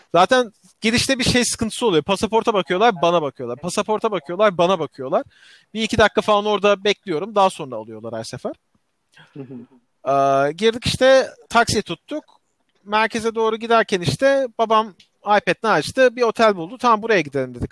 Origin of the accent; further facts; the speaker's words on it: Turkey; biz Türkler olarak